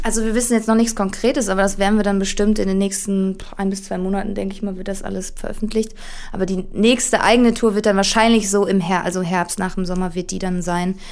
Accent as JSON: {"language": "German", "town": "Duisburg", "region": "North Rhine-Westphalia", "country": "Germany", "tie": "born or raised there", "said": "wir kommen alle aus Duisburg. Ähm, Alex und ich, der Gitarrist, äh, wir waren zusammen in einer Schule"}